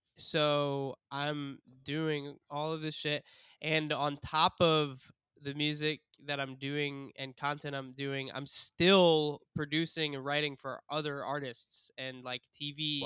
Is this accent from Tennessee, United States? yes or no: no; Cleveland, Ohio, United States; I'm from Cleveland, Ohio